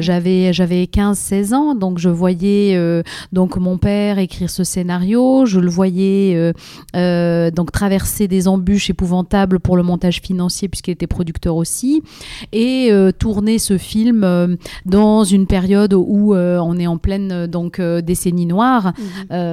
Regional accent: Algiers, Algiers Province, Algeria; moved away as an adult; also born or lived in Moscow, Russia; now in France; j'ai vécu trois ans à Moscou et puis après, on a, on a déménagé à Alger. Donc j'ai vécu une grosse partie de, donc de, ma, de ma jeunesse euh, en Algérie

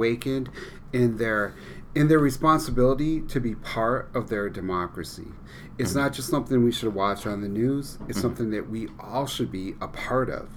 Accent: Westmoreland, New York, United States; born or raised there

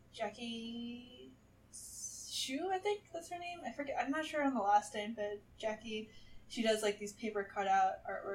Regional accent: New York City, New York, United States; moved away as an adult; also born or lived in St. Louis, Missouri; now in Los Angeles, United States; I'm from Brooklyn, New York

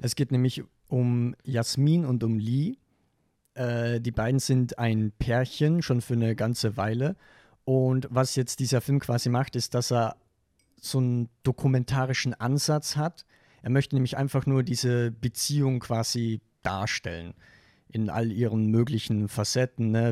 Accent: western Austria, Austria; ich komme aus Westösterreich

